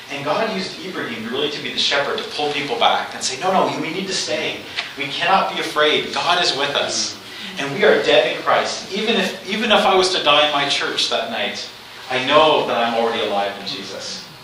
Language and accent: English; Canada; now in Kenya; And as Canadian Baptists, we've worked here for a long time.